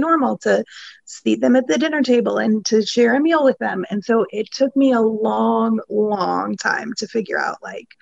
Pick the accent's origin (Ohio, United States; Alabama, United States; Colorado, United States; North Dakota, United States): Ohio, United States; now in Atlanta, United States; I come from the Midwest